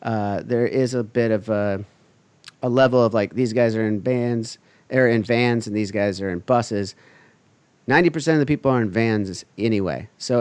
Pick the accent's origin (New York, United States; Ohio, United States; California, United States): California, United States; Huntington Beach; I grew up here in Huntington Beach. I moved to Westminster for like a second, which is literally like, it's basically saying it's the outskirts of Huntington Beach.